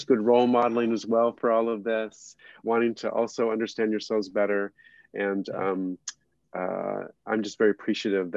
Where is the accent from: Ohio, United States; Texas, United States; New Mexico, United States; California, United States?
New Mexico, United States; I come from New Mexico, where Native American Indian culture and Mexican culture are more primary